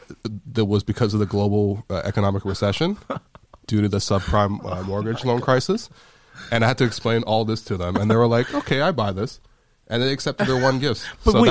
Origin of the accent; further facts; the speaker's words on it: Toronto, Ontario, Canada; I'm from the West End, oddly enough. There's not a lot of Asians in the West End, necessarily, of Toronto.